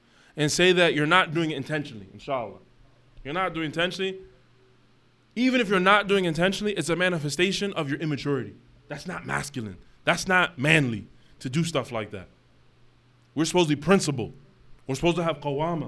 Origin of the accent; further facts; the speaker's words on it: United States; we're a minority as American Muslims